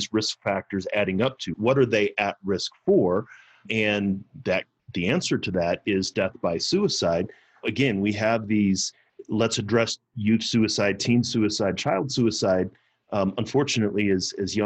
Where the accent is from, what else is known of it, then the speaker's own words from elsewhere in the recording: Missouri, United States; now in Colorado, United States; I'm from Missouri.